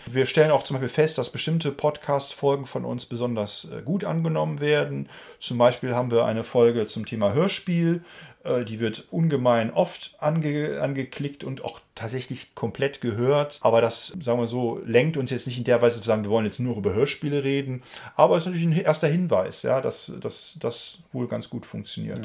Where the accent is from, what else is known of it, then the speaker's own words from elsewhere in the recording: Germany; als äh, Deutscher